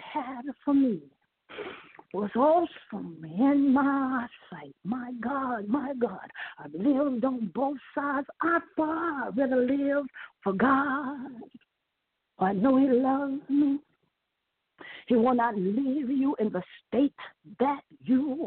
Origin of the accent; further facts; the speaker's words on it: Indiana, United States; I'm from Indiana